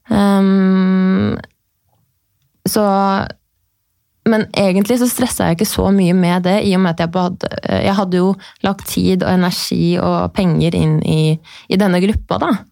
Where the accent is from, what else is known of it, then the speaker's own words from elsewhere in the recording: Horten, Vestfold, Norway; jeg er da fra Horten